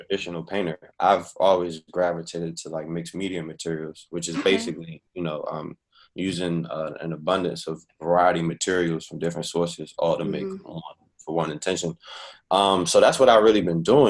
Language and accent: English; Washington, District of Columbia, United States; moved away as an adult; also born or lived in Chicago / Virginia; I'm Washingtonian, you know, born and raised, fifth generation is deep. But haven't lived in D.C. in a while, actually.